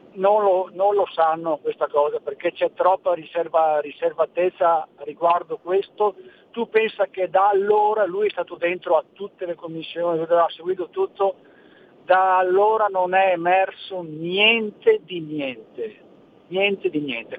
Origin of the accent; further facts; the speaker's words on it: Veneto, Italy; io sono veneto